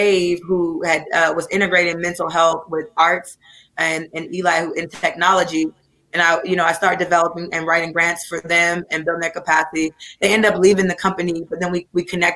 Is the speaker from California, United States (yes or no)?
yes; Oakland, California, United States; I grew up in Oakland. I'm from Oakland, California, Brookfield, East Oakland.